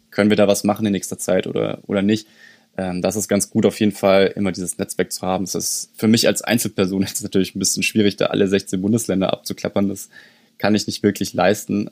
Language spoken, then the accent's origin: German; Germany; bei uns in Deutschland